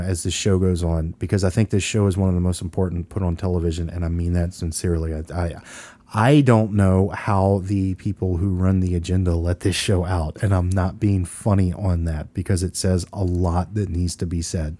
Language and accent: English; Louisiana, United States; we're from Louisiana